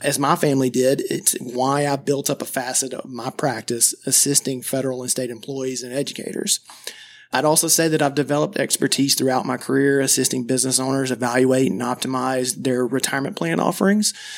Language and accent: English; Madison, Georgia, United States; I grew up in Madison, Georgia, which is a very small town, about thirty minutes south of Athens, Georgia